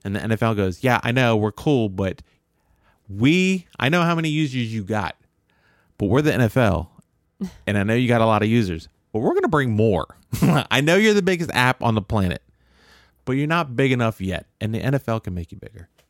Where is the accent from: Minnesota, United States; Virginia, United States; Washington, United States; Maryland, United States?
Maryland, United States; I grew up in Maryland.